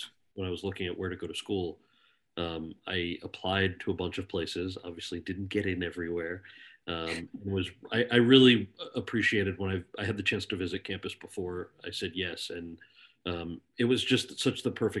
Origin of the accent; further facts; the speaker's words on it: New Jersey, United States; moved away as an adult; also born or lived in Los Angeles, California; I was born and raised in New Jersey